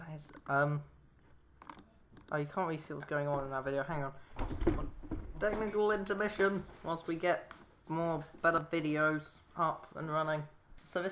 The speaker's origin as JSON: {"language": "English", "country": "United Kingdom", "said": "we're British people"}